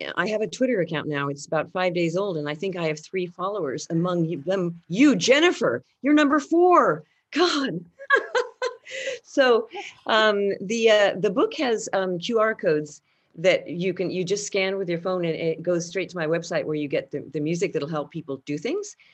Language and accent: English; France; moved away; my experience of growing up in France